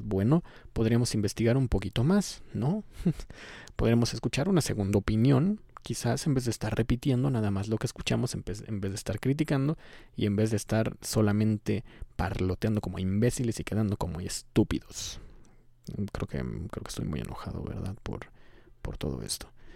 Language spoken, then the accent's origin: Spanish; Mexico